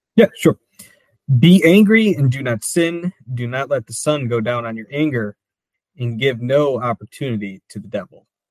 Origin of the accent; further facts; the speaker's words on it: Michigan, United States; also born or lived in New Jersey; now in Wilmington, United States; I grew up in Michigan